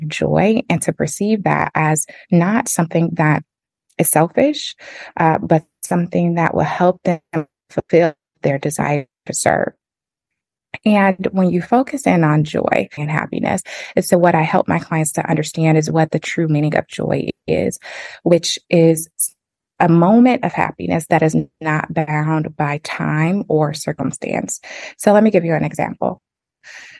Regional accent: Flint, Michigan, United States; I'm originally from Flint, Michigan

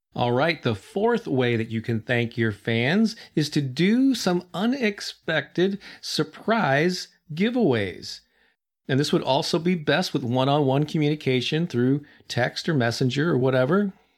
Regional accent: St. Louis, Missouri, United States; Saint Louis, which is where I'm from, still my hometown

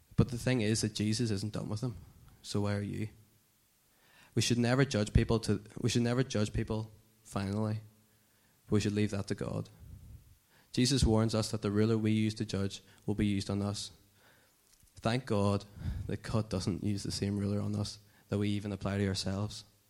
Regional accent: Dungannon, Northern Ireland, United Kingdom; moved away as an adult; now in Belfast, United Kingdom; I'm from Dungannon

